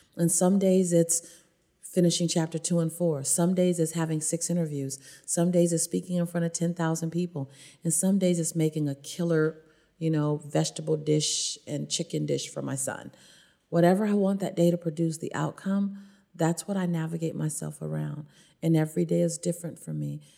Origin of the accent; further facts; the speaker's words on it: Los Angeles, California, United States; born or raised there